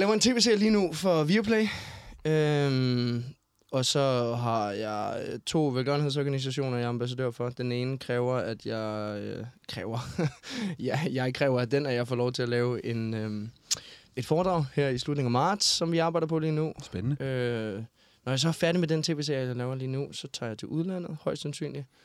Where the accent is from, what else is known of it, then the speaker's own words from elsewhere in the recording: Denmark; moved away as an adult; also born or lived in Copenhagen; hvor jeg kommer fra, så skal man, så skal man jo starte tilbage i Skelskør i Vestjylland